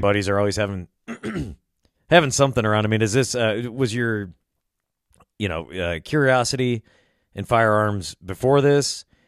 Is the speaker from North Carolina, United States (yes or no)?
no; Illinois, United States; I was born and raised in Illinois